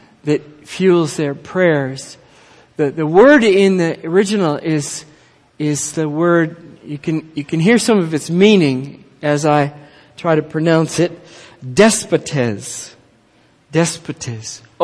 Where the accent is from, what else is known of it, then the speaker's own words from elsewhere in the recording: Minneapolis, Minnesota, United States; I grew up in Minneapolis